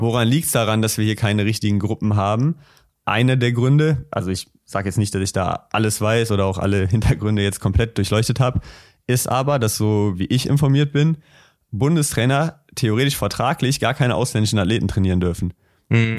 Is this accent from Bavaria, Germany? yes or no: no; Düsseldorf, North Rhine-Westphalia, Germany; bei uns in Düsseldorf